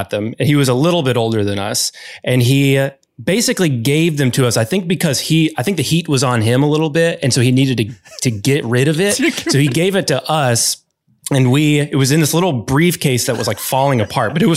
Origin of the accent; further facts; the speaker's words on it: Arkansas, United States; I grew up in Arkansas